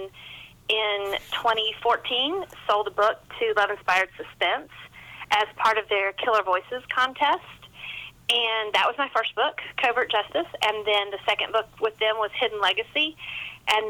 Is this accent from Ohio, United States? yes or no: no; Hendersonville, North Carolina, United States; now in South Carolina, United States; I'm a Carolina girl. I was born in North Carolina, and I've lived in South Carolina my entire adult life